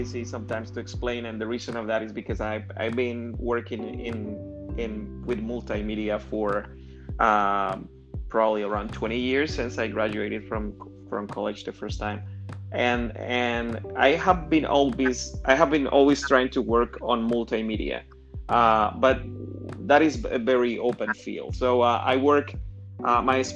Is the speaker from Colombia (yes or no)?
yes; Colombia; English is a second language; moved away as an adult; also born or lived in Indiana; now in United States; I am originally from Colombia, and I went to college down there.